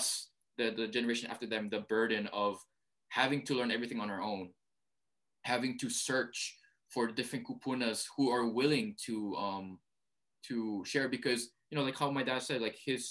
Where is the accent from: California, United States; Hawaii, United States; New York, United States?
Hawaii, United States; first language Hawaiian; English is a second language; Hawaiian language is my first language